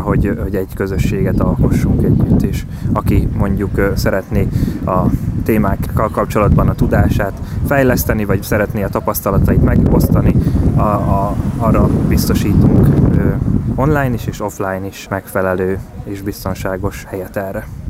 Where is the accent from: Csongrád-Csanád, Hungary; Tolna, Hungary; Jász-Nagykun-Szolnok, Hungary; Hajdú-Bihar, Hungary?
Jász-Nagykun-Szolnok, Hungary; Szolnok; Mi szolnokiak vagyunk, szolnokról jöttünk